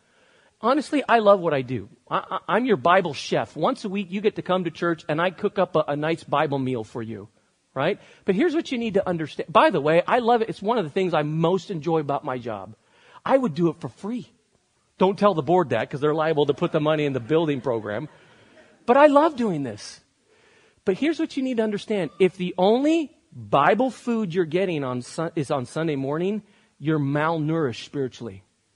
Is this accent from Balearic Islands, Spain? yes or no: no; Barcelona, Catalonia, Spain; moved away as an adult; Many of you know that I grew up in Spain. I lived there till I was 18 years old in Barcelona. The minute you know that about me, you actually begin to understand me more. I am culturally more Spanish and European than I am American.